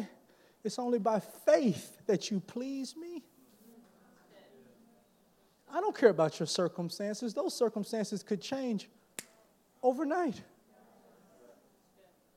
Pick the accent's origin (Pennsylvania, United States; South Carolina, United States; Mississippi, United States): Mississippi, United States; Newton; I was born and raised in Newton, Mississippi, a little bit small town.